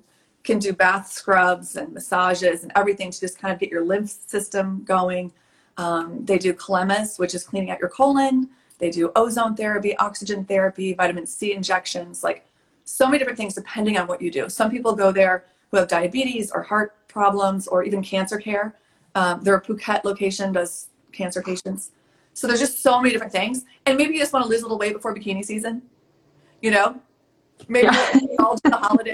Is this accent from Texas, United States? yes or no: yes; Texas, United States; also born or lived in Bodrum, Turkey; now in Washington, D.C., United States; I'm from Texas in the Midwest. I live in Washington, D.C.